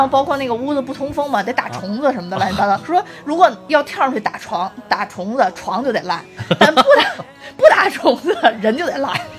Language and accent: Chinese; China; 我们都作为中国人太了解这个历史跟文化了嘛